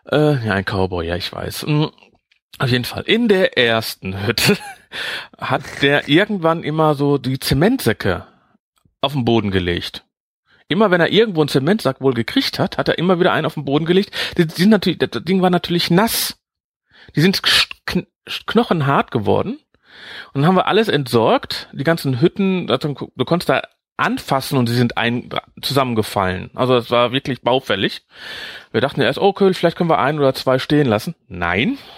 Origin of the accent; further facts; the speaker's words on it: Netherlands; ja, ich bin sechs Jahre in Holland groß geworden, also deswegen.